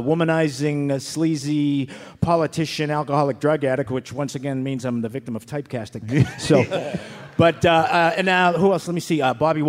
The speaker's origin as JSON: {"language": "English", "town": "Boston", "region": "Massachusetts", "country": "United States", "said": "I am from South Boston"}